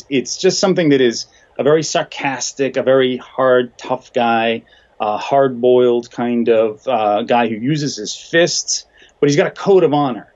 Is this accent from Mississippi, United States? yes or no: no; Boston, Massachusetts, United States; I grew up in Boston